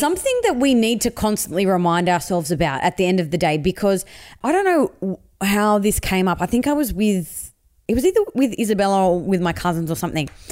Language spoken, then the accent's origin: English; Sydney, New South Wales, Australia; I grew up in Western Sydney